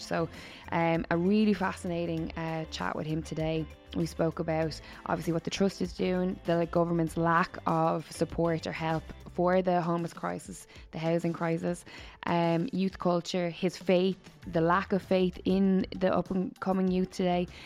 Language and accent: English; Waterford, Munster, Ireland; I grew up in Waterford